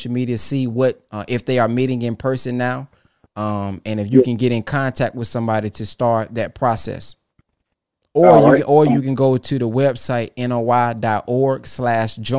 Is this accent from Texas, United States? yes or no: yes; Texas, United States; I'm from Texas